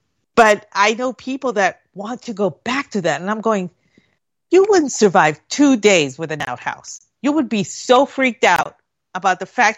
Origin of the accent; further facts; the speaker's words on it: Puerto Rico; No. I lived, when I was growing up in Puerto Rico, our house for a time, we didn't have a bathroom.